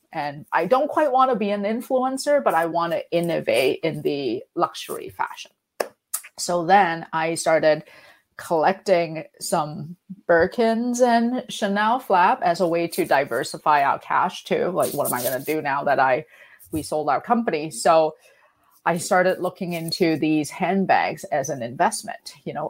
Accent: Vancouver, British Columbia, Canada; also born or lived in London; because I came back from London to Vancouver, and Vancouver is not known for our fashion.

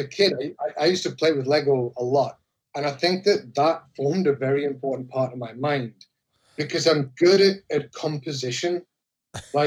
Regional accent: Newcastle upon Tyne, North East England, United Kingdom; accent: Geordie; moved away as an adult; also born or lived in China / Japan; now in Philadelphia, United States; Newcastle, which is my hometown

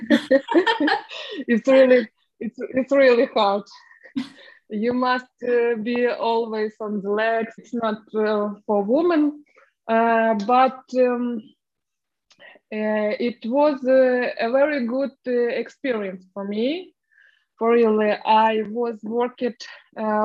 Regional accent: Ukraine; English is a second language; moved away as an adult; also born or lived in Moscow, Russia; now in Poland; I'm from Ukraine, but a lot of years I was living in Russia. And same weeks ago, I moved into Poland with my family, and now I live in Poland.

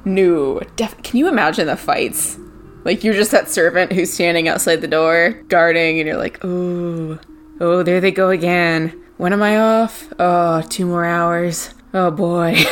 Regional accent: United States; moved away as an adult; now in Ireland; I as an American living abroad

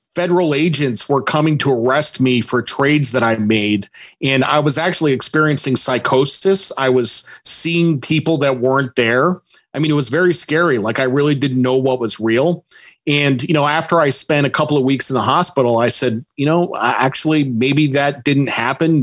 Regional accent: Norwich, Connecticut, United States; moved away as an adult; I grew up mostly in Connecticut my dad was in the Coast Guard, and I kind of moved around until age seven. My parents got divorced, and then I moved to Norwich, Connecticut

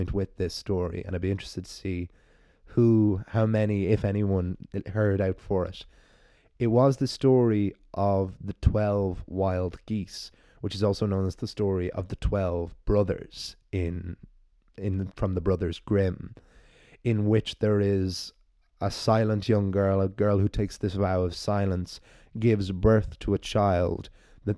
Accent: Ireland; accent: Irish; my Irish storyteller voice

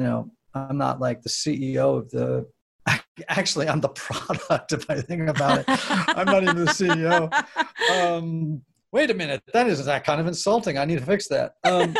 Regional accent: New England, United States; I grew up in New England.

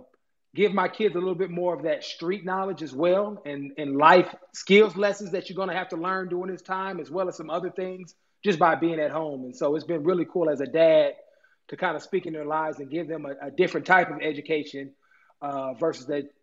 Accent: Oakland, New Jersey, United States; now in Buffalo, United States; my hometown of Oakland

